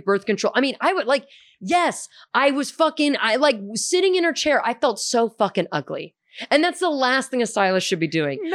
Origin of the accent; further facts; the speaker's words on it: Houston, Texas, United States; also born or lived in St. Louis, Missouri; growing up in Hume and Houston